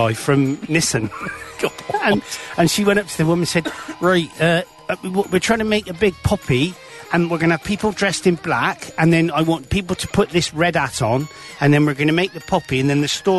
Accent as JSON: {"language": "English", "town": "Cirencester", "region": "South West England", "country": "United Kingdom", "accent": "Cirencester"}